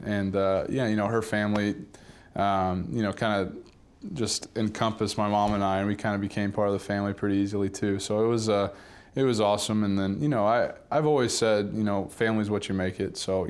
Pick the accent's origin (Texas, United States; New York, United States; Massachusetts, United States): Texas, United States; Dallas; you grow up in Dallas, and we grew up in Highland Park, this awesome community